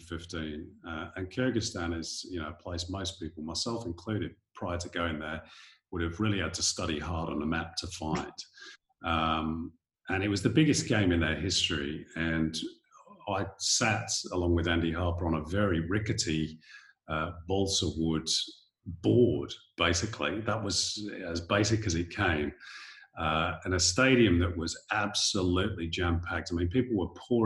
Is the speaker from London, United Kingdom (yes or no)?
no; Manchester, North West England, United Kingdom; moved away as an adult; now in Sydney, Australia; as a kid growing up in Manchester in Northern England